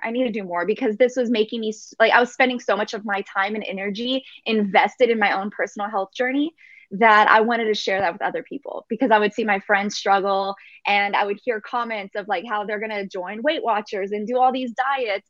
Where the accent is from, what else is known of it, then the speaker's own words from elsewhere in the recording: Texas, United States; I was born in here in America and in, in Texas.